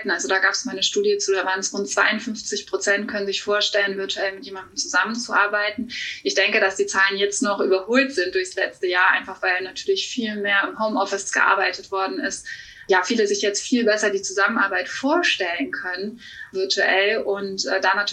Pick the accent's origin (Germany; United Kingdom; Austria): Germany; Cologne, North Rhine-Westphalia; Ja, ich bin Expertin für virtuelle Assistenz, 34 Jahre aus Köln.